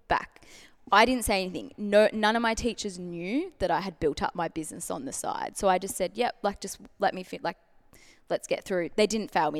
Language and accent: English; Melbourne, Victoria, Australia; born and bred in Melbourne, full-time artist